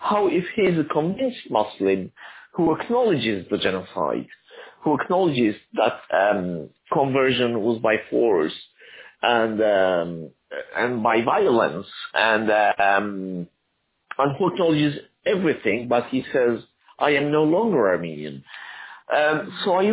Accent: Argentina; also born or lived in Aleppo, Syria / United States; now in Italy; I was born in Aleppo, Syria, but I was raised in Argentina and I become an Argentine citizen. Then I became an American citizen and I'm now living in Italy.

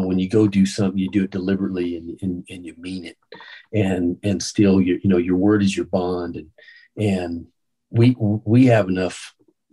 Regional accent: New Mexico, United States; moved away as an adult; now in Austin, United States; I was from New Mexico

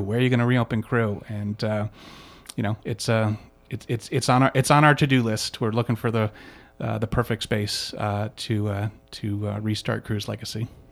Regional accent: East Coast, United States; moved away as an adult; now in Chicago, United States; I grew up on the East Coast, but, um, but I, I consider myself a Chicagoan now

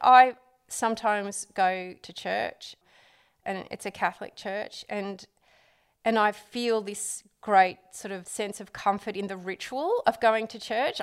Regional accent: Sydney, New South Wales, Australia; I'm, I'm from Sydney originally

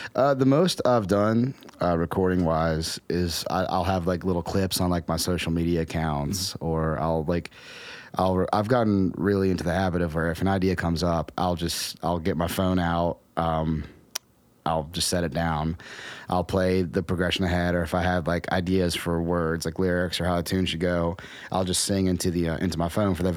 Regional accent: Romney, West Virginia, United States; moved away; also born or lived in Morgantown, West Virginia; when I was growing up in Appalachia, like growing up in Romney

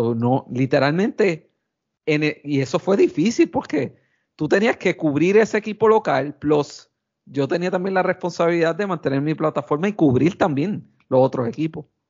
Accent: Quebradillas, Puerto Rico; soy original de Quebradilla

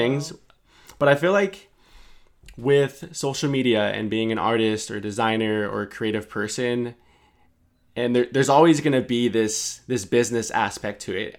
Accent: San Francisco, California, United States; me growing up in San Francisco

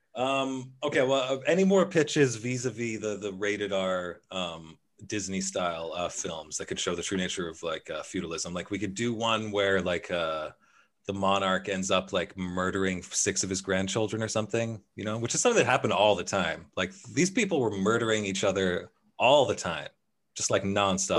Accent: Canada; I'm from Canada

